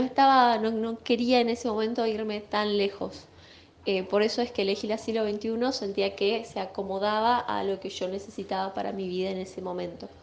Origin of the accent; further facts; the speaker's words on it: Salta, Argentina; crecí con mi mamá en Salta, mis abuelos